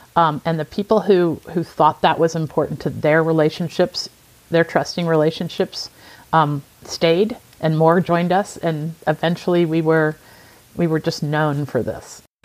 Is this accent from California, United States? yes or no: no; rural area south of Chicago, Illinois, United States; moved away as an adult; also born or lived in Spain / Italy; grew up in a very rural area of, of the United States, south of Chicago